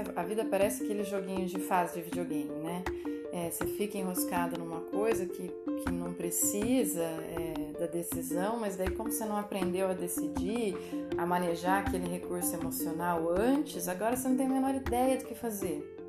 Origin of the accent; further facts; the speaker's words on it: Minas Gerais, Brazil; now in São Paulo state, Brazil; como boa mineira